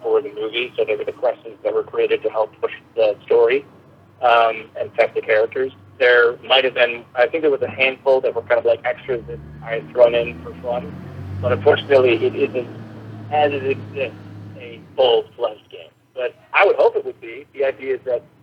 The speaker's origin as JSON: {"language": "English", "region": "Minnesota", "country": "United States", "tie": "born or raised there", "also_born_or_lived": "Colorado", "moved": "as an adult", "lives_now": "Los Angeles, United States", "said": "I grew up in Minnesota, and I went to college in Colorado. I've been living in L.A. for quite some time now"}